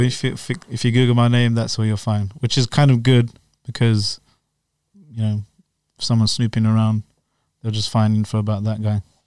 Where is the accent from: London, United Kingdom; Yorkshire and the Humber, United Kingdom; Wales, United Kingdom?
London, United Kingdom; now in Slough, United Kingdom; I was born and raised in West London.